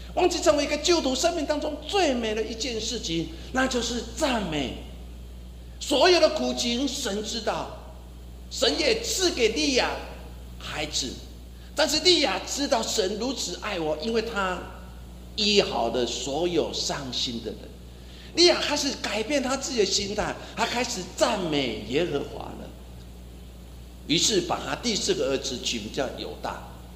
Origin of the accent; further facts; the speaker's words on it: Taiwan; 我们台湾人常常说，哦，有够碎当当